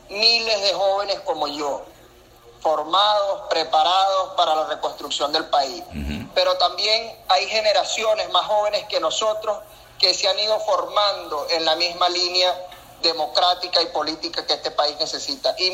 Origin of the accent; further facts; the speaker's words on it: Sucre, Venezuela; moved away as an adult; now in Mérida, Venezuela; Yo soy de Sucre, yo ah, soy nacido en Sucre, pero me vine a estudiar ciencias políticas en Mérida y pues bueno, acá acá me quedé